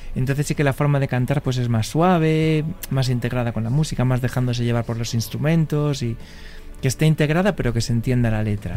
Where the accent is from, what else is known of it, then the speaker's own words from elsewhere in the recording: Vigo, Galicia, Spain; al final somos del Celta, que es el equipo de nuestra ciudad